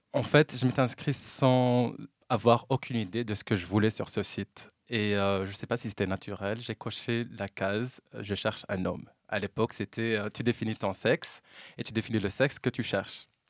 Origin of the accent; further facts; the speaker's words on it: Oujda region, Oriental, Morocco; moved away as an adult; now in Brussels, Belgium; je viens de la région d'Oujda. Ça fait 10 ans maintenant que j'ai quitté la Belgique. Ah, que j'ai quitté le Maroc